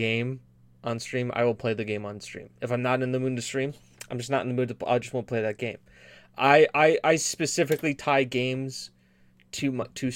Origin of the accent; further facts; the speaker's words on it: United States; I'm American